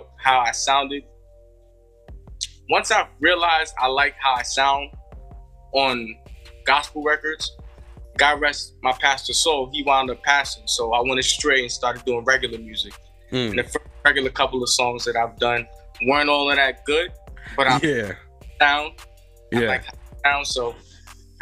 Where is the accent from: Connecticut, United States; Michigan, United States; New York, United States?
New York, United States; New York City; Growing up in the Bronx